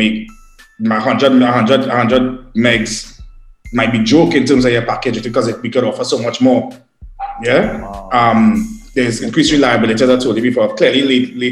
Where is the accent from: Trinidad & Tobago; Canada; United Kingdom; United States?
Trinidad & Tobago; as a Trinidadian